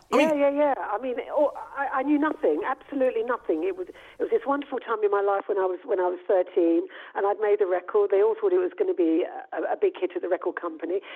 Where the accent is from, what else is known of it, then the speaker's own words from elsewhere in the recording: London, United Kingdom; I'm a London girl.